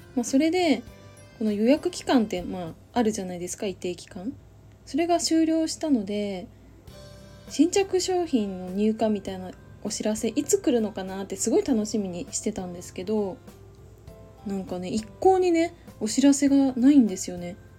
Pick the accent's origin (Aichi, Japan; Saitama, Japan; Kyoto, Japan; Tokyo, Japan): Saitama, Japan; ちっちゃい時埼玉に住んでた